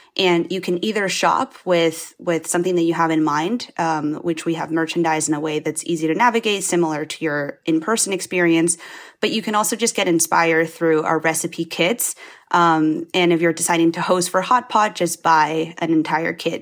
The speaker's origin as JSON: {"language": "English", "country": "Spain", "tie": "born or raised there", "moved": "yes", "lives_now": "United States", "said": "my parents are Chinese, um, but I grew up in Spain"}